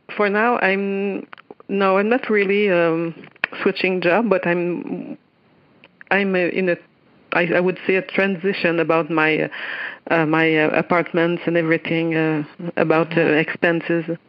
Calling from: Quebec City, Quebec, Canada; English is a second language; I'm calling from Quebec City in Canada.

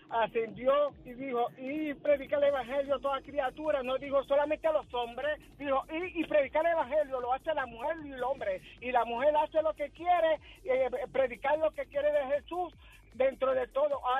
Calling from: Manatí, Puerto Rico; soy de Manatí.

